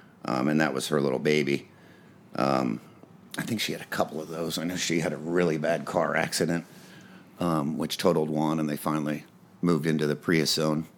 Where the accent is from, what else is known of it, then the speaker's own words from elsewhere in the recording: Indianapolis, Indiana, United States; moved away as an adult; now in Los Angeles, United States; Well, I was born in Indianapolis, Indiana.